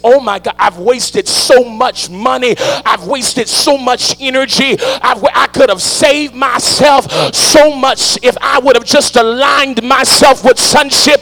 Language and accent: English; New Orleans, Louisiana, United States; I come from New Orleans, Louisiana